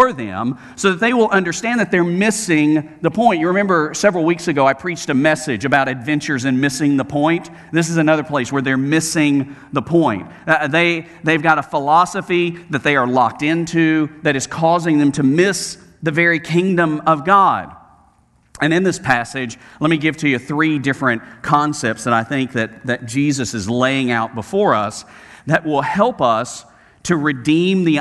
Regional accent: Alabama, United States; growing up in Alabama

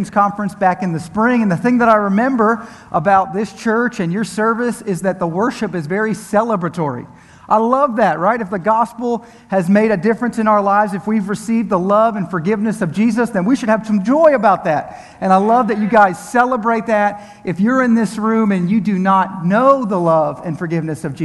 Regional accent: Pennsylvania, United States; now in Tampa Bay area, United States; I'm originally from Pennsylvania

